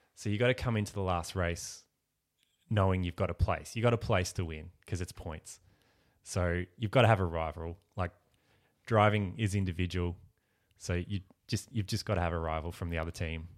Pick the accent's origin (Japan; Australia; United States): Australia; Ballarat, Victoria; moved away as an adult; now in Melbourne, Australia; I grew up in Ballarat